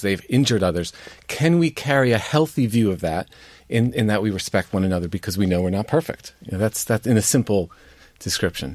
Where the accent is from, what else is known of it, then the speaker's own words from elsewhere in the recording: United States; as a Catholic, as an American, as somebody Irish as well